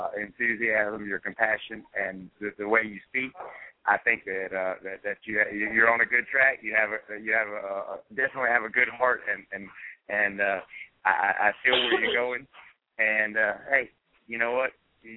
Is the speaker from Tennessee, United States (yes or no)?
no; Wilson, North Carolina, United States; I'm from Wilson, North Carolina, man. Wilson, North Carolina.